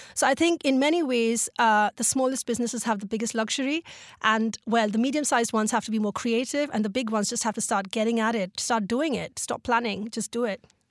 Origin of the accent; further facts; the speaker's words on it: Mumbai, Maharashtra, India; Mumbai is, uh, well, it's dear to my heart and it is sort of, uh, my home in my heart, literally. And, um, yes, it's, it's where I grew up.